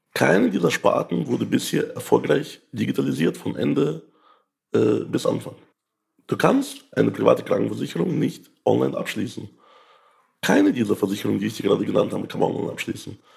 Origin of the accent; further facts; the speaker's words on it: Ukraine; now in Germany; ich komme ja aus der Ukraine